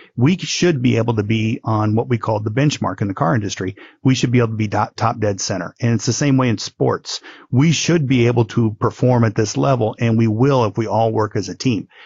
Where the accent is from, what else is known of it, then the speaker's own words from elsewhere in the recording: Midwest, United States; now in Honolulu, United States; I grew up in the Midwest.